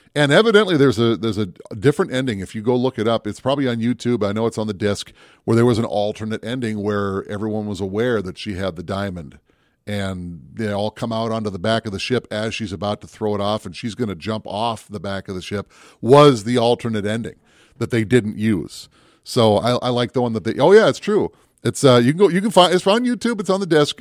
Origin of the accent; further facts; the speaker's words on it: Minneapolis, Minnesota, United States; also born or lived in Brainerd, Minnesota; I grew up down in the Twin Cities, and I spent a lot of time in the Northwoods, especially in the Brainerd area